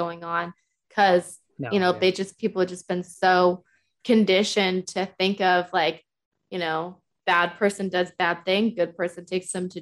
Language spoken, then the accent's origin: English; Massachusetts, United States; moved away as an adult; now in Oklahoma, United States; I live in Oklahoma now, but I come from Massachusetts originally. I lived there for 20 years before I came over here